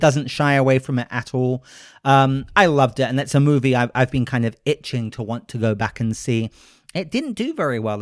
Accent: United Kingdom; I'm a British gentleman

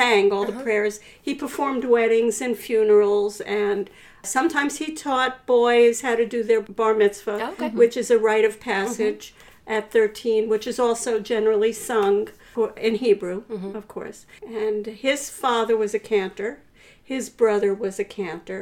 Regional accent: New York City, New York, United States; moved away as an adult; now in Anchorage, United States; I grew up in Brooklyn, New York.

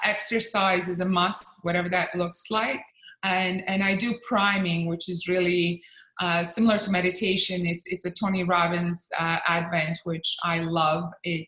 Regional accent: Bosnia & Herzegovina; also born or lived in Croatia; I'm originally from Bosnia and Croatia.

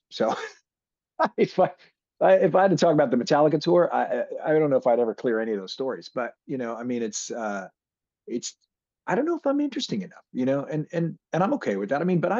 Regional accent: Seattle, Washington, United States; growing up in Seattle and being around a lot of that, the drug culture that, you know, was going on in Seattle

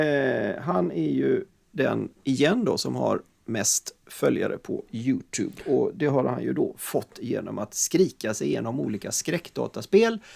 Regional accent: Sweden; vi är svenskar

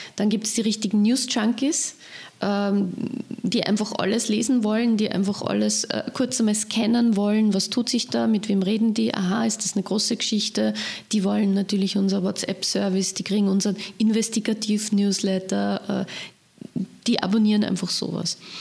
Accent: Leonding, Upper Austria, Austria; meine Heimatgemeinde Leonding

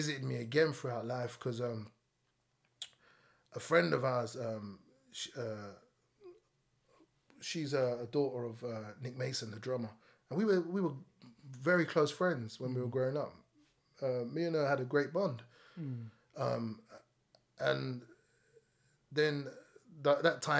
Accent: London, United Kingdom; I grew up in Packet and Estate, which is Islington.

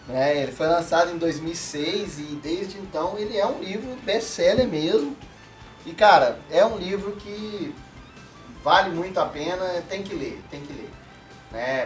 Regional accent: Minas Gerais, Brazil; Como um bom mineiro

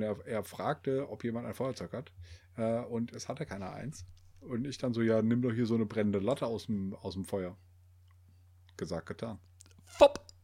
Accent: Germany; wir, wir Deutschen

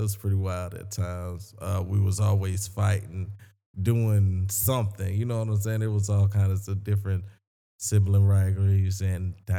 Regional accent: Sumter, South Carolina, United States; I'm from Sumter, South Carolina.

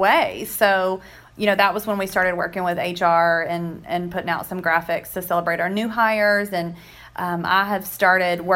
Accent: Hodgenville, Kentucky, United States; I am born and raised in Hodgenville, Kentucky

